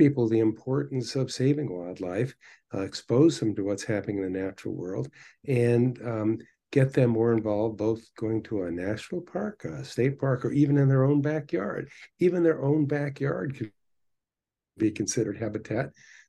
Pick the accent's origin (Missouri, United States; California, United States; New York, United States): New York, United States; They would actually catch fire not far from where I grew up in the Hudson Valley.